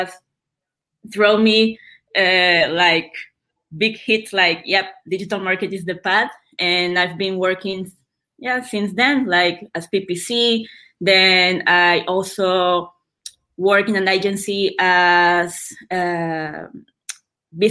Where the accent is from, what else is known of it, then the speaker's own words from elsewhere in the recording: Nicaragua; moved away as an adult; now in Buenos Aires, Argentina; I'm from Nicaragua